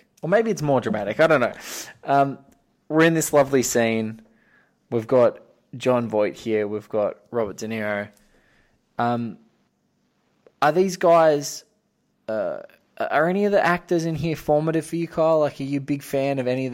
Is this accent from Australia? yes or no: yes; beachside town an hour north of Sydney, New South Wales, Australia; I grew up in like a beachside town about an hour north of Sydney